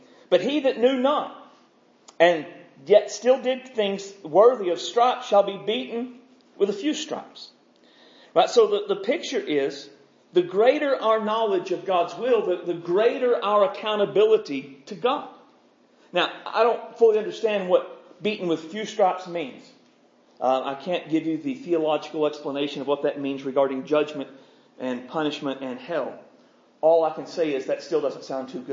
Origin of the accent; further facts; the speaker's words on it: United States; us as American Christians